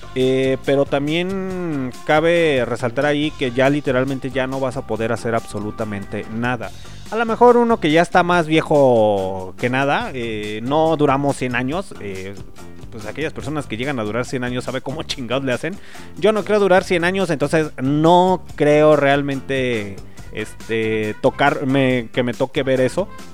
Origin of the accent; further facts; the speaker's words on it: Mexico; nosotros como mexicanos